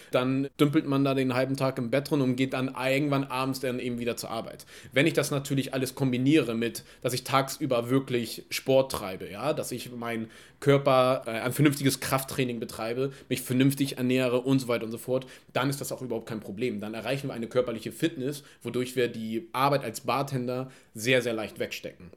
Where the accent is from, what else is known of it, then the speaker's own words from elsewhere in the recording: Germany; wir als Deutsche